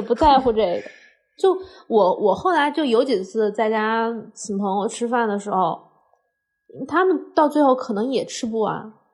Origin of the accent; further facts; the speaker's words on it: Hunan, China; 虽然我是湖南人